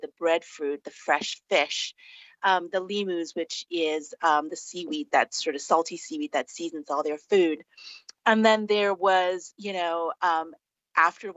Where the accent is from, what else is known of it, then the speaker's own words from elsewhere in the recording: Singapore; now in Hawaii, United States; I was born and raised in Singapore, and we have this very famous dish called chicken rice